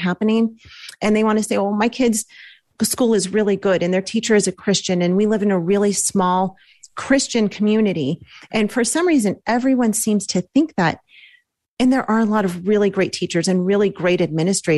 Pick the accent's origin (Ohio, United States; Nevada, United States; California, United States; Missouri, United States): California, United States; Los Angeles; We're from Los Angeles